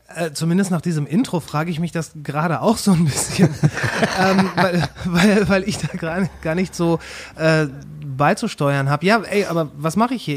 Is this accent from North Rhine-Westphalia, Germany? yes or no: yes; Kamen, North Rhine-Westphalia, Germany; also born or lived in Ruhr area; now in Bochum, Germany; aufgewachsen bin ich in der kleinen Mittelstadt Kamen